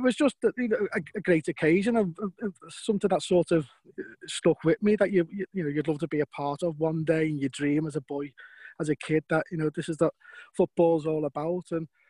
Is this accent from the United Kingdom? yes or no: yes; Liverpool, North West England, United Kingdom; I was born in Lowell Street, just off County Road there, yeah, so that's close to the Goodison Park